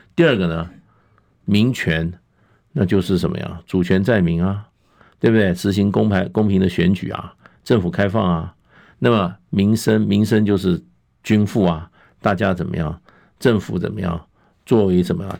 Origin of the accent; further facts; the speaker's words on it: Taiwan; 我们台湾